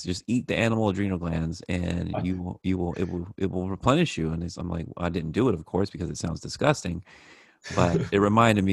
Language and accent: English; the American South, United States; I'm from the South, and I don't know if you're familiar with the American South, but we like to fry everything